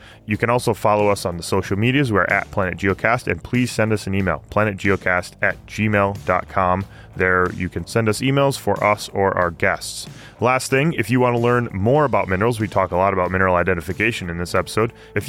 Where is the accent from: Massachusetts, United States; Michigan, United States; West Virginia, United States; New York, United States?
Michigan, United States; now in Pennsylvania, United States; growing up in Michigan, where I grew up, geology was not in the public mind very readily. Like, there's no real industry in Michigan, and there hasn't been for a long time. But now living in Pennsylvania